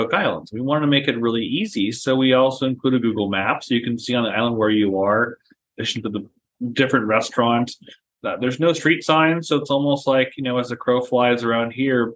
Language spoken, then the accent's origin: English; San Diego, California, United States; moved away as an adult; now in Savannah, United States; I'm from San Diego, and San Diego touches the literal border of Tijuana and Chula Vista and San Ysidro